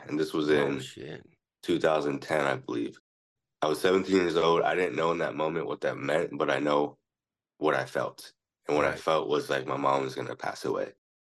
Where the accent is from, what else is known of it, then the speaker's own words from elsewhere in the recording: Philippines; You're actually right, though. I am Filipino.